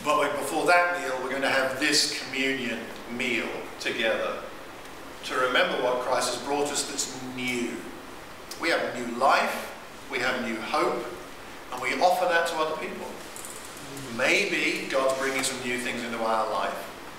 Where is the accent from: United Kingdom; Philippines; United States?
United Kingdom; I'm British.